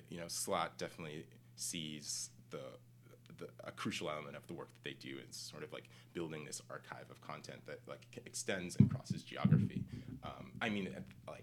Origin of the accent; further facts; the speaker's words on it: Pennsylvania, United States; also born or lived in Monrovia, Liberia / Michigan; I mostly grew up in Michigan and Pennsylvania, central and western Pennsylvania